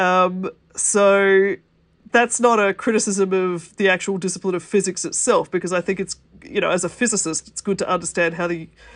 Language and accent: English; Australia; I'm an Australian who happens to be in Australia at the moment.